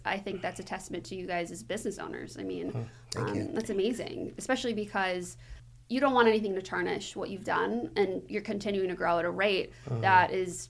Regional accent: outside of Youngstown area, Ohio, United States; also born or lived in Cleveland, Ohio; I mean, I'm from Ohio. I've been in Cleveland for 7 years now. I lived growing up outside of Youngstown area, but I love Cleveland.

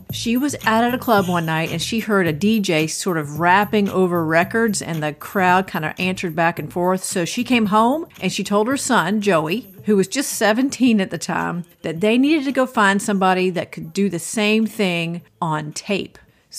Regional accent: Athens, Georgia, United States; now in Maine, United States; they actually filmed the TV series Breaking Away in my hometown of Athens, Georgia.

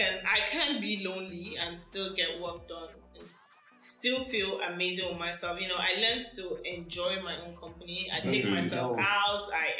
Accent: Abuja, Federal Capital Territory, Nigeria; moved away as an adult; now in Lagos, Nigeria; I grew up in Abuja, so I have all my friends in Abuja.

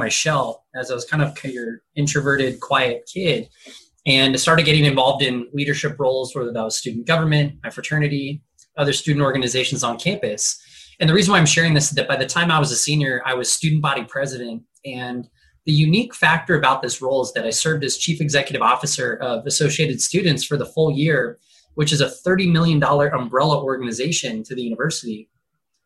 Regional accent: Huntington Beach, California, United States; now in San Diego, United States; I'm born and raised in Southern California. So I've been here 31 years. I started first half of my life in Huntington Beach.

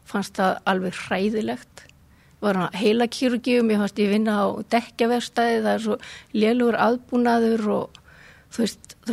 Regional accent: Reykjavík, Capital Region, Iceland; Ég, sem sagt, ég er hérna úr Reykjavík

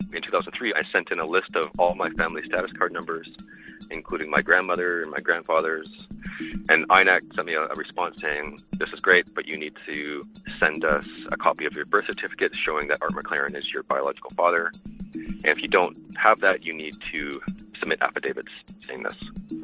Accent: shore of Lake Superior, Ontario, Canada; also born or lived in Peterborough; Our community is right on the shore of Lake Superior. Like, for example, the house that I grew up in is about 20 steps from the shore of the lake.

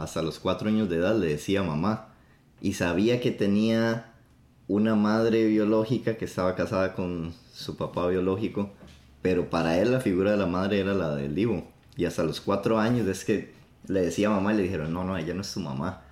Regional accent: Costa Rica; first language Spanish; now in New York, United States; de Costa Rica. Estamos grabando desde el Bronx

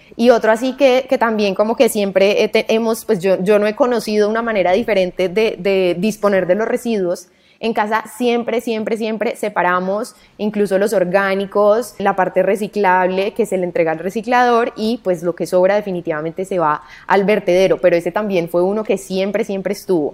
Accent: Cali, Valle del Cauca, Colombia; yo crecí en Cali

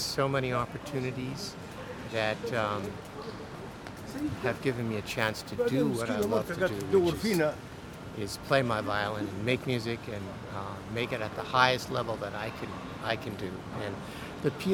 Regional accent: Stanford, California, United States; moved away as an adult; also born or lived in Rochester, New York / Geneva, Switzerland / Cologne, Germany; now in Pittsburgh, United States; I'm from Stanford, California. I grew up on the campus.

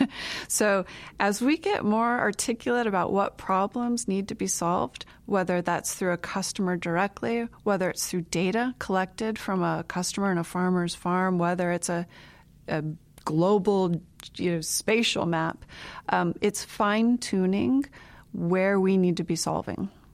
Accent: Southwest Florida, United States; moved away as an adult; now in Iowa, United States; I grew up in Southwest Florida.

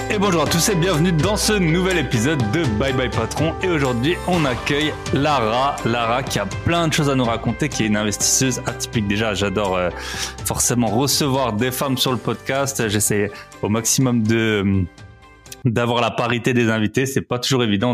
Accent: France; moved away as an adult; ça fait aussi 11 ans maintenant que je suis parti euh, de la France

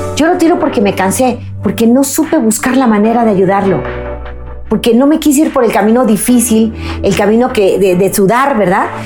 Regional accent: Mexico; mi país, México

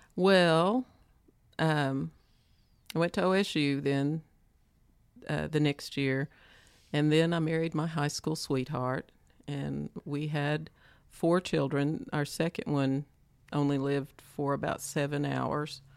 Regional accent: Stilwell, Oklahoma, United States; I grew up around Stillwell, Oklahoma

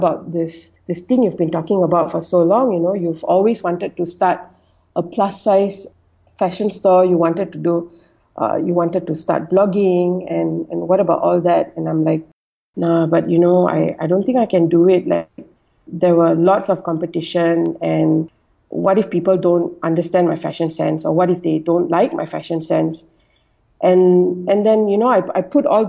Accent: Malaysia; I'm Malaysian Indian, and I was born and bred in Malaysia

